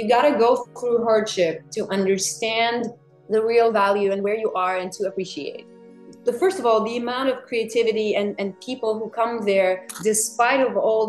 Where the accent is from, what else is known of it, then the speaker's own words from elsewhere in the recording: Russia; moved away as an adult; now in New York, United States; I'm from Russia, so we were like, it's a very conservative society